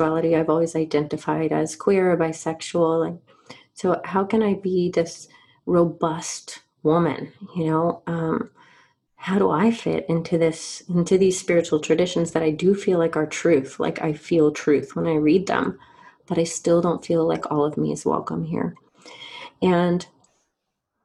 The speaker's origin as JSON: {"language": "English", "region": "Georgia", "country": "United States", "tie": "born or raised there", "said": "I grew up in Georgia"}